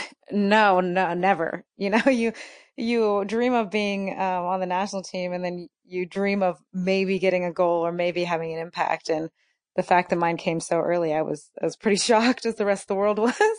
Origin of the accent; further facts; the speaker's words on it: United States; I'm American